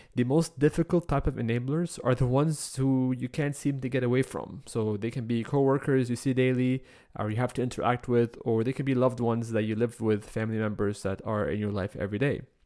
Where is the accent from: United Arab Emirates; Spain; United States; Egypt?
Egypt; moved away as an adult; now in Canada; the first time I moved to Canada at the age of nineteen, I believe. I was coming from Egypt.